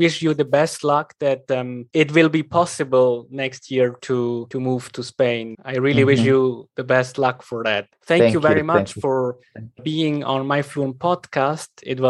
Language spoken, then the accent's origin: English; Switzerland; I come from Switzerland, right?